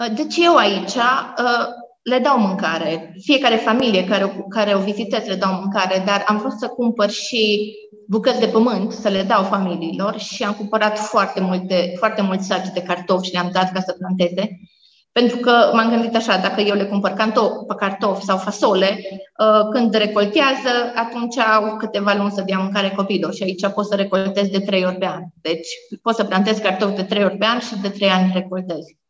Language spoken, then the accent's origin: Romanian; Romania; moved away as an adult; also born or lived in Africa; m-am născut într-un sat, Basarabasta se numește, e un sat mic